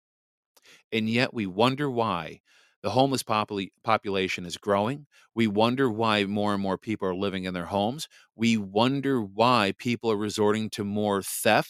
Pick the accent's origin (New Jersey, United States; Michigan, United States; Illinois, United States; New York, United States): Michigan, United States; born or raised there